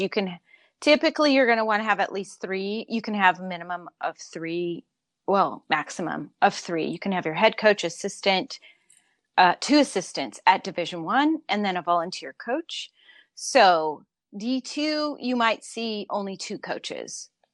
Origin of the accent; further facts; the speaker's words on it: Southern California, United States; I grew up in Southern California